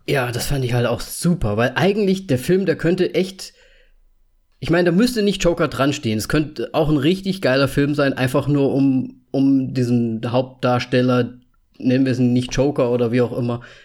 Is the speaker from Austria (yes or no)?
yes; Austria; Ich bin Österreicher